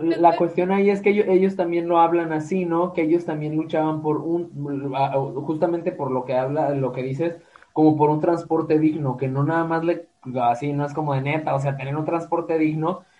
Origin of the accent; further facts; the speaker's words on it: Guadalajara, Jalisco, Mexico; somos de Guadalajara